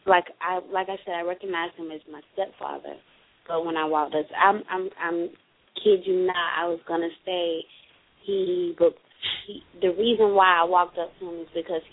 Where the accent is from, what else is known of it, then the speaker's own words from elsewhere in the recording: Central Florida, United States; Central Florida.